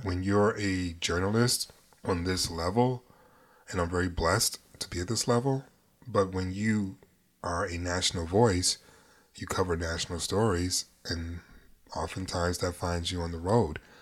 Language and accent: English; New York, United States; I'm from New York